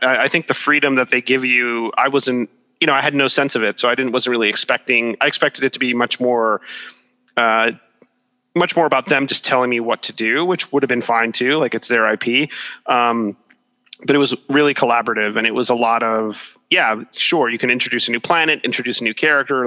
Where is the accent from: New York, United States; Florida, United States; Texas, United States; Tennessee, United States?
Florida, United States; Miami; my hometown of Miami